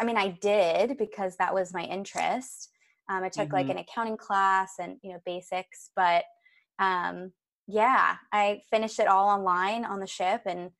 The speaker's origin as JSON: {"language": "English", "region": "Virginia", "country": "United States", "tie": "born or raised there", "also_born_or_lived": "New York City, United States", "moved": "as an adult", "said": "I'm actually from Virginia. I grew up there."}